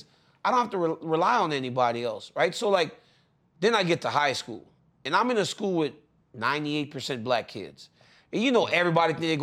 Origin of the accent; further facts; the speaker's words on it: Lafayette, Louisiana, United States; moved away; I was from Lafayette